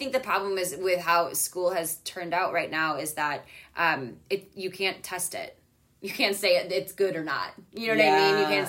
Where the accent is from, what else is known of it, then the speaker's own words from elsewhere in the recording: Midwest, United States; growing up in the Midwest